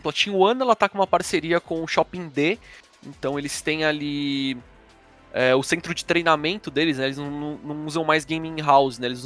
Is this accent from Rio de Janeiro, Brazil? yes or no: no; São Paulo, Brazil; eu sou da Vila Carrão